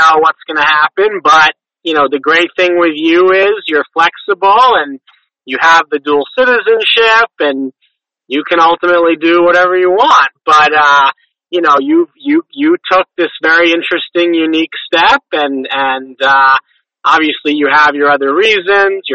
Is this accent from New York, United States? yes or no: yes; Long Island, New York, United States; I grew up on Long Island.